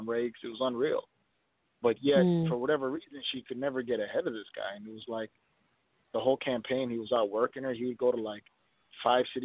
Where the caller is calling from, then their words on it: Minnesota, United States; I'm calling from Minnesota.